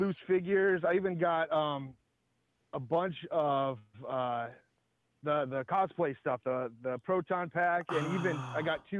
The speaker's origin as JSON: {"language": "English", "region": "Indiana", "country": "United States", "tie": "born or raised there", "said": "Yeah, I grew up in Indiana there, and we had like a store called Montgomery Ward's."}